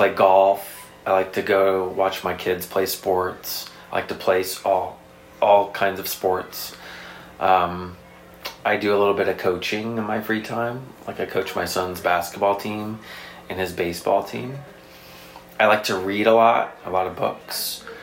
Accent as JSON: {"language": "English", "area": "Indiana and Missouri", "region": "Midwest", "country": "United States", "tie": "born or raised there", "moved": "yes", "said": "I grew up in Indiana and Missouri, so I am from the Midwest"}